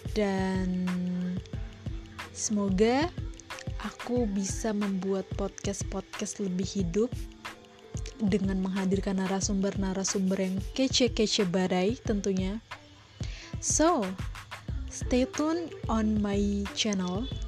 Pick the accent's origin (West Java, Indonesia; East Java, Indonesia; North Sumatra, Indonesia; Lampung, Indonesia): North Sumatra, Indonesia; Medan; Aku berasal dari Medan, ya Sumatera Utara